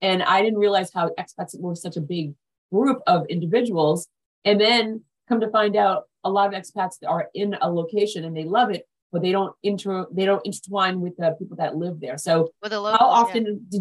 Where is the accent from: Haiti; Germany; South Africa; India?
Haiti; moved away; I'm from Haiti, the most dangerous place now